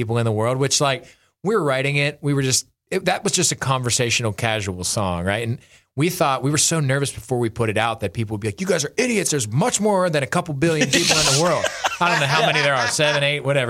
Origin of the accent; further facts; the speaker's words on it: Pennsylvania, United States; I grew up in Pennsylvania, big Steelers fan